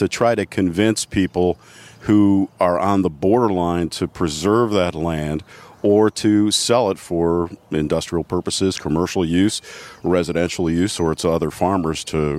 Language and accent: English; Cleveland, Ohio, United States; now in Allen County, Ohio, United States; I'm from Cleveland, born and raised.